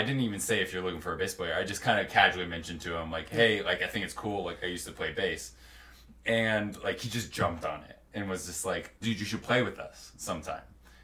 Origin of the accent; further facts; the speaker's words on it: Texas, United States; now in Utah, United States; growing up in Texas